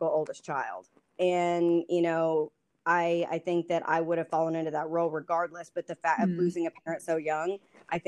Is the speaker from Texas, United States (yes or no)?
yes; Lubbock, Texas, United States; now in Dallas, United States; I live in Dallas with my husband, Andrew. We've been married for about coming up on 5 years this year. I grew up in Lubbock